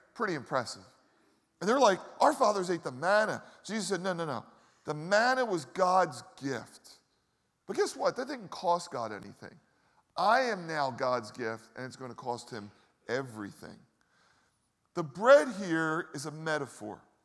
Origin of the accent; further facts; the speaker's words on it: Philadelphia, Pennsylvania, United States; I grew up in the Northeast